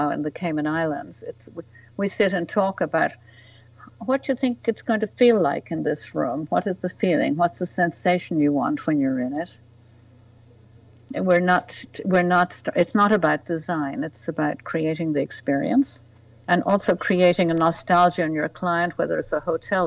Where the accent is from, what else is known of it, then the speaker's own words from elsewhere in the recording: west of Ireland, Ireland; moved away as an adult; also born or lived in Spain; now in New York, United States; I was brought up in the west of Ireland, downwardly mobile family